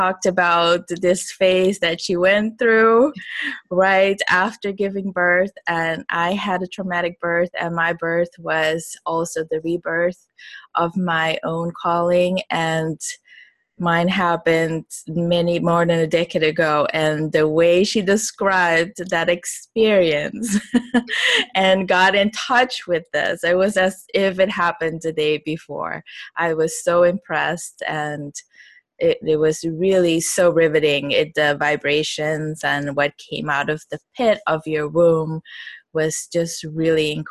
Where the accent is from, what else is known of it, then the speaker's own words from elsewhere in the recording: Suriname; moved away; also born or lived in Miami; I am originally from Suriname, which is a little country, actually, small population, not that little. It's the size of Georgia, right above Brazil. And most people don't know that it's almost completely covered with Amazon rainforest. So I grew up over there